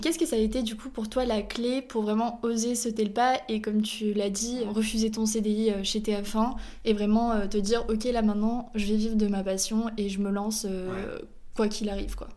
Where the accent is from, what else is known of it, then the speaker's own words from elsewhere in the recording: France; en tant que Français